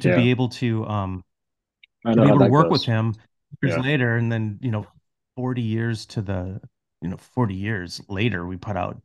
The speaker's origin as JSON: {"language": "English", "town": "Wausau", "region": "Wisconsin", "country": "United States", "tie": "born or raised there", "said": "my hometown of Wausau, Wisconsin"}